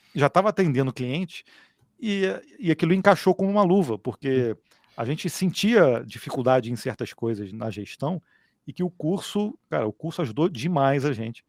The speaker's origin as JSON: {"language": "Portuguese", "town": "Petrópolis", "region": "Rio de Janeiro", "country": "Brazil", "said": "nós somos aqui de Petrópolis, na região de Serrana, Serrana do Rio de Janeiro"}